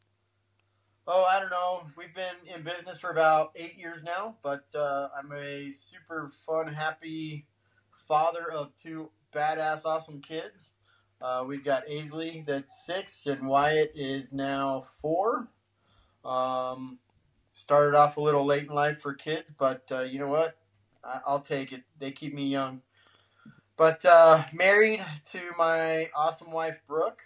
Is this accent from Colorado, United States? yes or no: yes; Denver, Colorado, United States; now in Greeley, United States; I grew up in Denver.